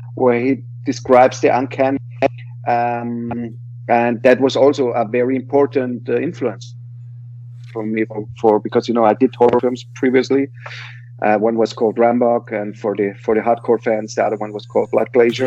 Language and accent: English; Vienna, Austria; English is a second language; I am from Vienna